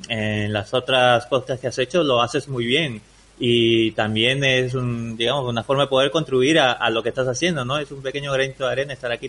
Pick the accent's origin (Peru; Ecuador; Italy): Peru; now in Spain; Mira, yo vengo de Perú, ¿vale? Yo llevo bastantes, bastantes años aquí ya en España, ya casi 17 años. Y lo que y lo bueno de esto es de que yo ya no tengo acento peruano.